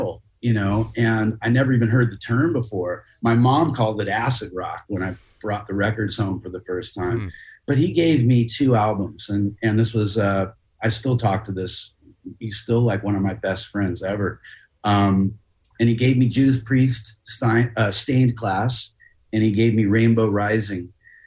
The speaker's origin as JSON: {"language": "English", "region": "California", "country": "United States", "tie": "born or raised there", "said": "growing up in California"}